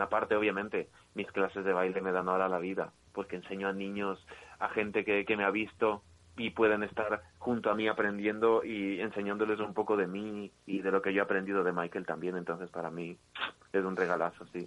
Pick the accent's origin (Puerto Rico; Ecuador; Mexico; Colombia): Ecuador; now in Spain; yo vine aquí a España, yo soy de Ecuador